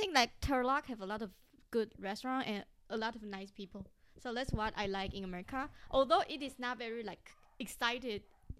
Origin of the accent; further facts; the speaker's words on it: Taipei, Taiwan; English is a second language; moved away as an adult; now in Turlock, United States; I live in Tarlac because it's totally different from my hometown Taipei